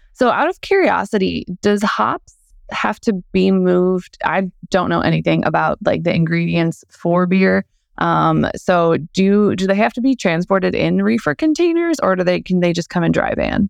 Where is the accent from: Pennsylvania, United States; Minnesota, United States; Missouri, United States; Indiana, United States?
Missouri, United States; St. Louis; growing up in Saint Louis